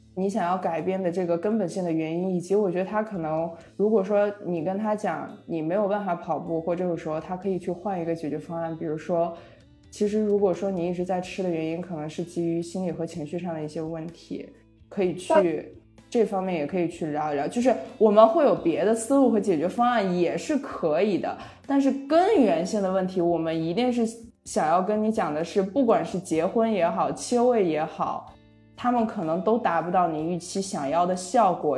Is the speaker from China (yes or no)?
yes; Shijiazhuang, Hebei, China; moved away; 我的家，像石家庄